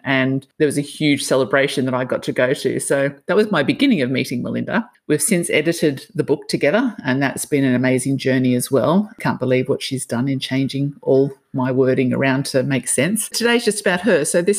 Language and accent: English; Sydney, New South Wales, Australia; now in Noosa, Australia; But yeah, I'm the same. I came from Sydney and I just so appreciate this space